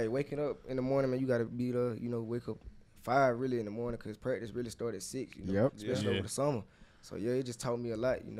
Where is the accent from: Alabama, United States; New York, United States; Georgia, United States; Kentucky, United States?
Georgia, United States; come back to Georgia because I'm from Georgia.